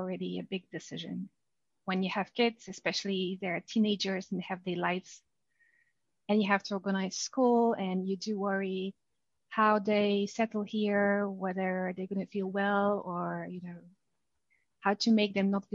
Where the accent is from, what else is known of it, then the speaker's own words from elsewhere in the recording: Poland; English is a second language; moved away as an adult; also born or lived in London, United Kingdom; now in Switzerland; I'm Polish. I spent most of my life in Poland.